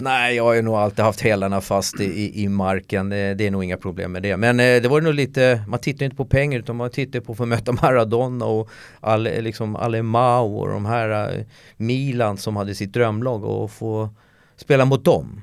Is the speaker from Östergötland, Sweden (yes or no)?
no; Solna, Stockholm County, Sweden; jag är ju uppväxt i Solna